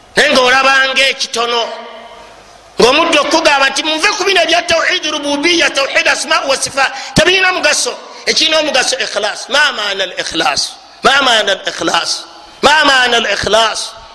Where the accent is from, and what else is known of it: Uganda